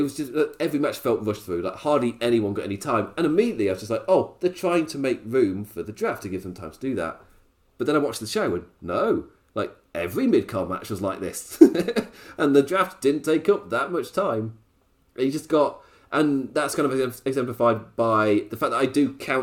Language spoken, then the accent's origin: English; United Kingdom; as a British person